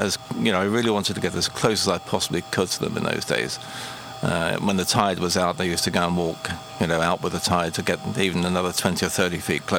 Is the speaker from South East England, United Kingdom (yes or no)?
yes; Southampton, South East England, United Kingdom; I lived in Southampton all my life.